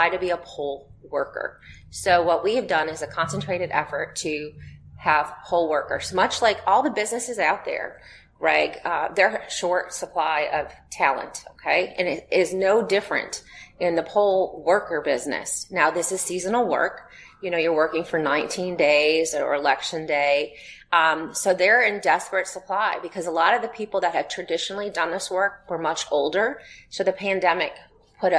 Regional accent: United States; I'm an American.

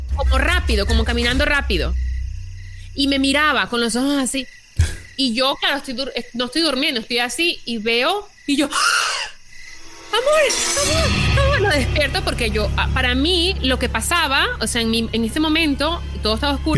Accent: Caracas, Capital District, Venezuela; moved away; yo vengo de Caracas, que es bien peligroso.

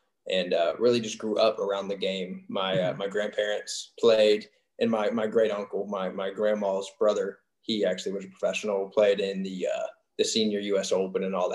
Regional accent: just north of Atlanta, Georgia, United States; originally from just north of Atlanta. I like to say I'm from Atlanta, but I'm actually just about 30 minutes north of Atlanta. Grew up there.

